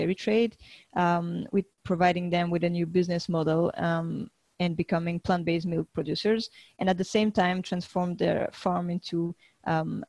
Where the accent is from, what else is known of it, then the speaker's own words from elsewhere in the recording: France; now in Valencia, Spain; I'm from France initially, but I'm living in Spain